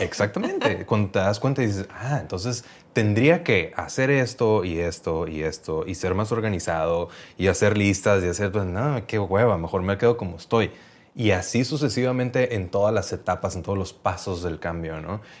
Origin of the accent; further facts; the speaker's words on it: Mexicali, Baja California, Mexico; moved away as an adult; also born or lived in Playa del Carmen; en Cali, de, donde yo venía